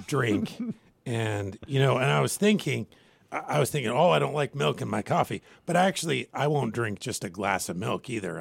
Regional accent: Washington, United States; I grew up in Washington State

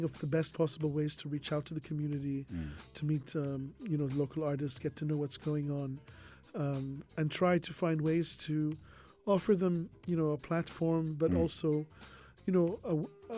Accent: Bahrain; also born or lived in Japan / South Korea; now in Sharjah, United Arab Emirates; I myself, I'm from Bahrain

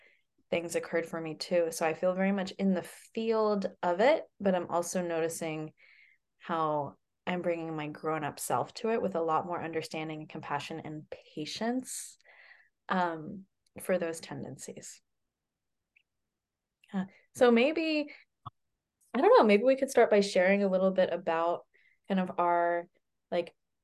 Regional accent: Glen Ellen, California, United States; moved away as an adult; now in Boulder, United States; I am calling in right now from Glen Ellyn, California, which is in Sonoma County, which is in the North Bay Area, which is also my hometown.

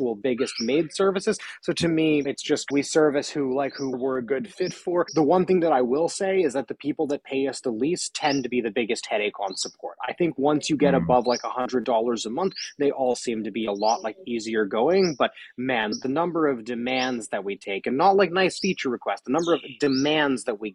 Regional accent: Palo Alto, California, United States; I grew up in Palo Alto, so in Silicon Valley.

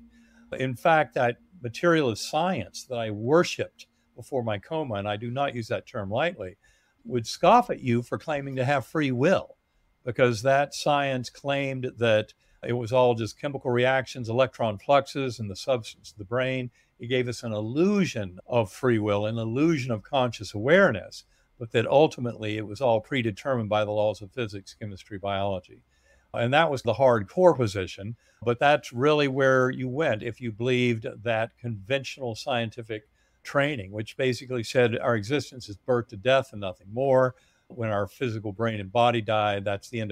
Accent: North Carolina, United States; moved away; also born or lived in Massachusetts; growing up in North Carolina

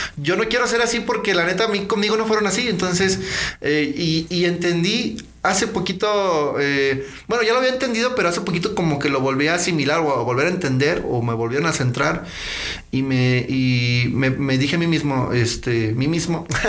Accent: León, Guanajuato, Mexico; ahí he vivido todo, bueno, todo lo que es toda mi vida

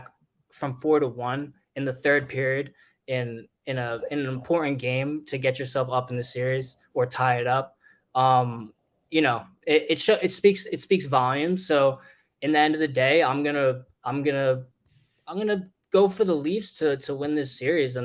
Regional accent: New Jersey, United States; I'm from New Jersey.

